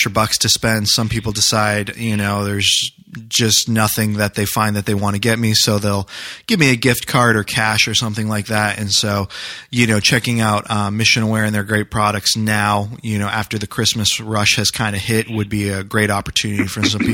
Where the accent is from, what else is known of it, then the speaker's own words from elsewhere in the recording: New Hampshire, United States; moved away; I grew up in New Hampshire